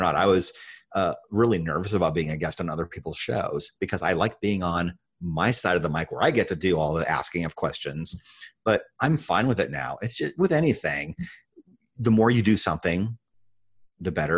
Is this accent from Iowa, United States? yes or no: yes; Iowa, United States; in the state that I grew up in Iowa